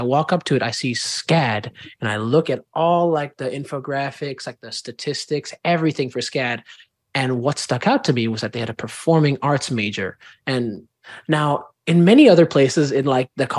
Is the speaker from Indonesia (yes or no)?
yes; Jakarta, Indonesia; moved away as an adult; also born or lived in Savannah, Georgia, United States; now in United States; I am indeed from Jakarta, Indonesia, which is a 28-hour flight away from here, 12-hour difference